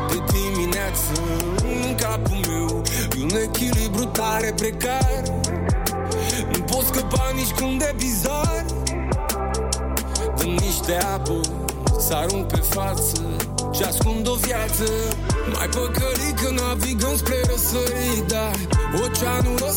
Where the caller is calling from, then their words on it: Constanța, Constanța County, Romania; din Constanța și aș vrea foarte mult să o puneți